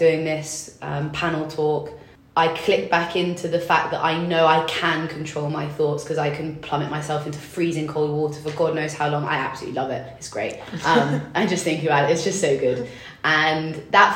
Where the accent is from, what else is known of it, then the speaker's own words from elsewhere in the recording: England, United Kingdom; also born or lived in London; I grew up in England